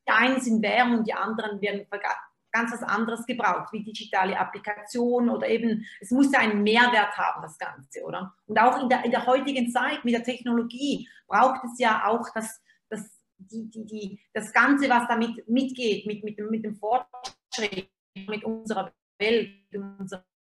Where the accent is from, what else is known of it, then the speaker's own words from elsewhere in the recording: Switzerland; Also ich bin Schweizerin, komme mal nicht auf, aus Deutschland